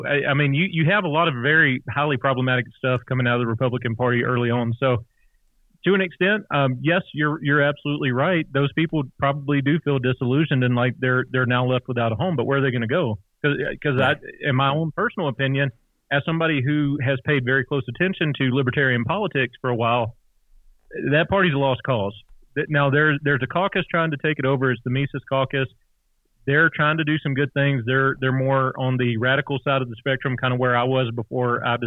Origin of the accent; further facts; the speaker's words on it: Louisiana, United States; moved away; because I'm originally from Louisiana